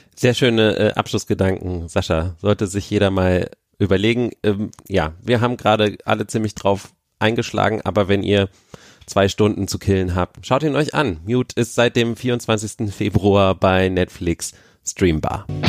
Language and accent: German; Berlin, Germany